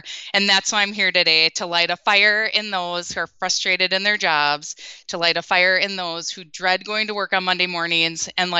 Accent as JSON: {"language": "English", "region": "Minnesota", "country": "United States", "tie": "born or raised there", "said": "And if you can't tell from my accent, I'm from the Midwest, born and raised in Minnesota. And the past 14 years, we've been just across the border living in Wisconsin."}